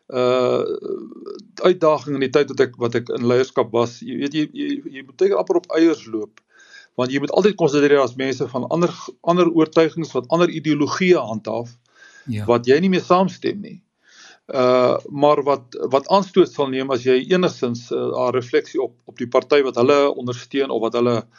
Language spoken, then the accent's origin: Afrikaans; South Africa; ons land